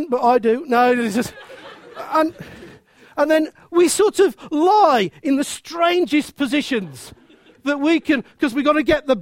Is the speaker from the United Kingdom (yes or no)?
yes; Midlands, United Kingdom; accent: Midland; my Midland accent